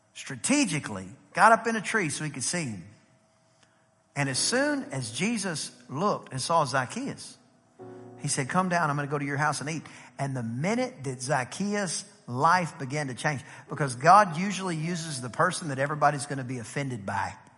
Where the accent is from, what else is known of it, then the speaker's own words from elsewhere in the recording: East Texas, United States; I'm from East Texas.